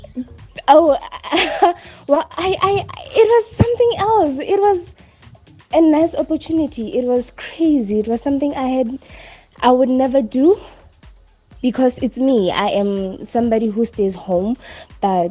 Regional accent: Bloemfontein, Free State, South Africa; I am from Bloemfontein

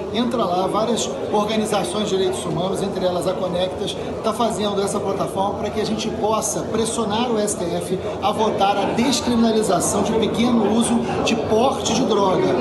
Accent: Niterói, Rio de Janeiro, Brazil; also born or lived in São Gonçalo; Eu nasci em São Gonçalo e me mudei para o Fonsequistão, né, para o Fonseca, o lugar que eu amo de paixão, aos três anos. Vivi no Fonseca até os 40.

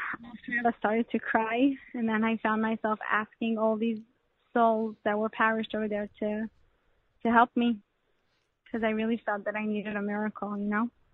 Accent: Canada; I'm Canadian so I speak French.

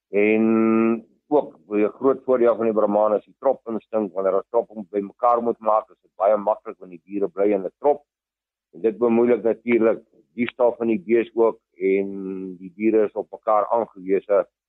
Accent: Vanshoek, North West, South Africa; Ek het groot geword op die Vanshoek waar my boerdery ook nog steeds is.

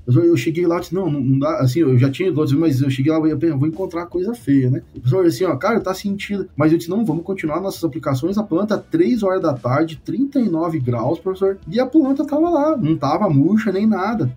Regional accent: Santo Augusto, Rio Grande do Sul, Brazil; Eu sou, eu sou gaúcho, nascido no Noroeste, Rio Grande do Sul, uma cidade que chama Santo Augusto

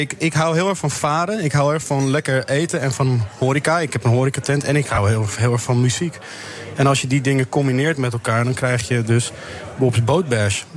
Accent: Amsterdam, North Holland, Netherlands; ik kom zelf uit Amsterdam, de, de, pijp.

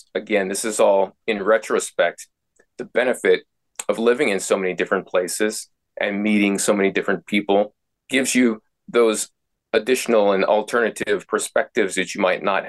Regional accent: United States; I'm from the United States of America. Can probably tell by the way I speak your language a little bit differently. And I grew up, you know, in a military household.

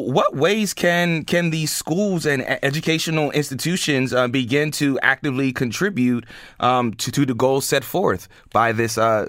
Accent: Lancaster, Pennsylvania, United States; Now I come from Lancaster County, Lancaster City, and I went to E.R. Martin, I went to Wheatland Middle School, and then Lancaster Catholic High School

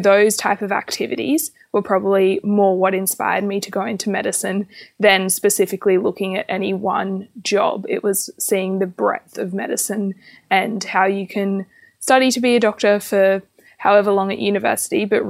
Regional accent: Australia; I'm from a rural area

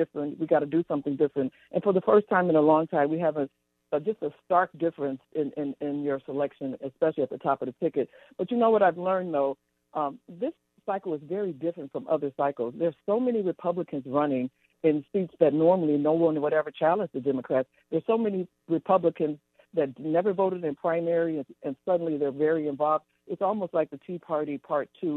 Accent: Chicago, Illinois, United States; I was the only one on the ticket in the primary for governor and lieutenant governor that was actually born and raised in Chicago.

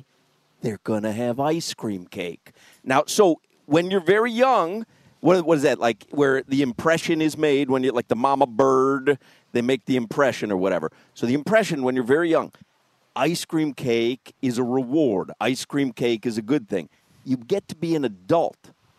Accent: Chicago, Illinois, United States; Well, I do believe, now growing up in Chicago, pizza comes square cut.

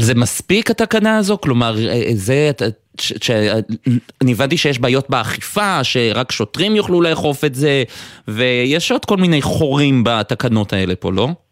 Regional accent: Haifa, Haifa District, Israel; אני גדלתי במכבסה, לאבא שלי יש מכבסה אה, בחיפה

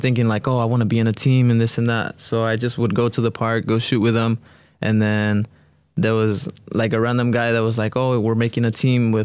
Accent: Los Angeles, California, United States; moved away; I was born in South Central

